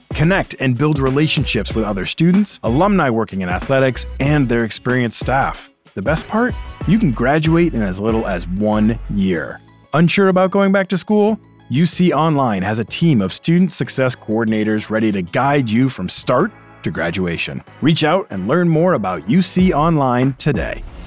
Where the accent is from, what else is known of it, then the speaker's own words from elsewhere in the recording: Boston, Massachusetts, United States; moved away; I grew up in Boston